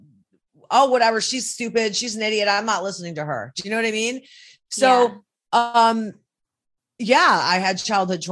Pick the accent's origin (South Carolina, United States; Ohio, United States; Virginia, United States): Ohio, United States; Cleveland; also born or lived in Minneapolis; my hometown, Cleveland, Ohio